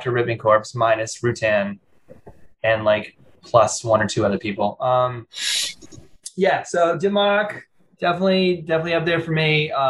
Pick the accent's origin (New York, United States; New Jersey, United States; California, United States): New Jersey, United States; Matawan; I'm from Mattawan, which is very close to Sandy Hook. I grew up going to Sandy Hook all the time. And we even had a boat in a marina in the Navesink.